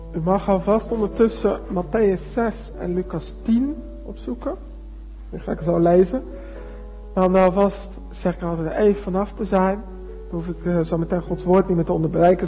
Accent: Arnhem, Gelderland, Netherlands; now in Alblasserdam, Netherlands; ik woon in Alblas-Stam, geboren in Arnhem

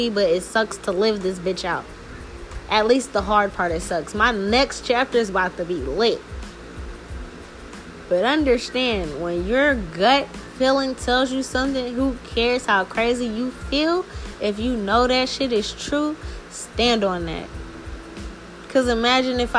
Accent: New Orleans, Louisiana, United States; now in Seattle, United States; their jurisdiction is New Orleans.

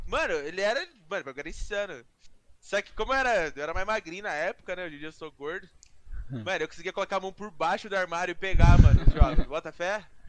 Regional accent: Campinas, São Paulo, Brazil; Sou de Campinas também

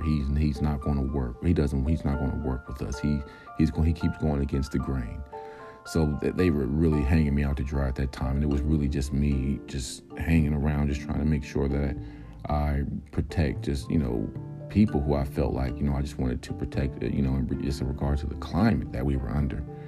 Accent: United States; I'm an American

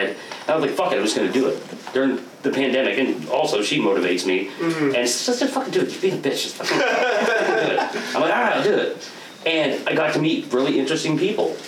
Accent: Portland, Oregon, United States; moved away as an adult; now in Vancouver, United States; I grew up in Portland. I've only lived in Vancouver for, like, the last 8 years

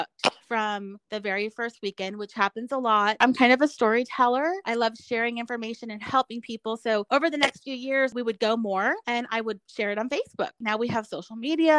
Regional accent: Dallas, Texas, United States; moved away as an adult; also born or lived in Colleyville, Texas; now in Oklahoma, United States; I'm from Dallas

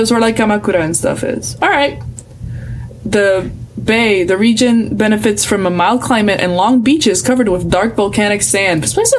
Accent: Puerto Rico; I'm from Puerto Rico.

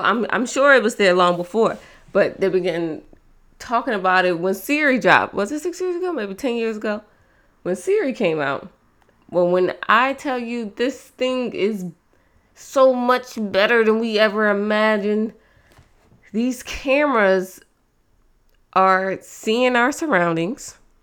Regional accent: East Coast, United States; I'm from the East Coast

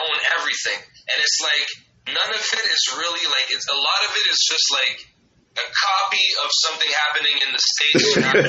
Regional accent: Quebec, Canada; Basically, like, just as far as the whole, like, province of Quebec, it's like we have a beef with the rest of Canada because we're French and they're Engli

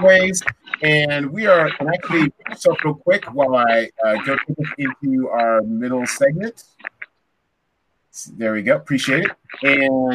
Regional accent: Seattle, Washington, United States; my hometown of Seattle. And I think, and I want to say they filmed one of these scenes at my high school.

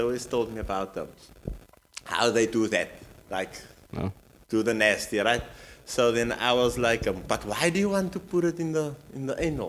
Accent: Cape Town, Western Cape, South Africa; also born or lived in Athlone, Cape Town; born and bred in Mitchell's Plain, but then move to Athlone area.

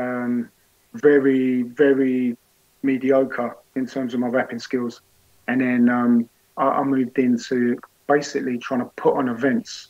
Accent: London, United Kingdom; I wasn't from the same part of North. I was from North London, now from North West

